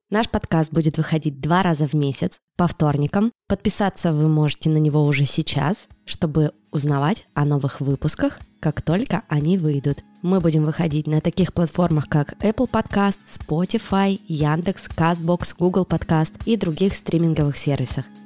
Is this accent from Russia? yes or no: yes; Ural, Russia; Мы обе родились и живем на Урале.